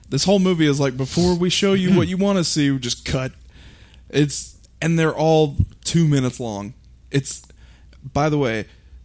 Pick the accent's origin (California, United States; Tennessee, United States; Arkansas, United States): Tennessee, United States; Memphis; growing up in Memphis